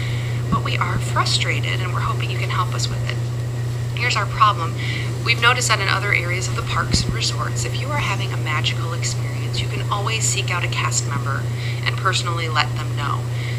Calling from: Avon, Indiana, United States; I'm calling from Avon, Indiana

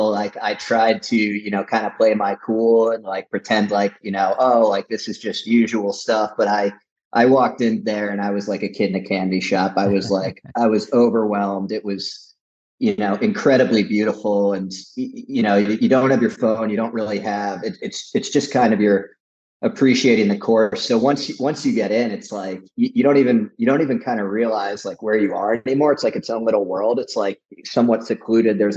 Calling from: Hilton Head, South Carolina, United States; I am. I'm live from Hilton Head.

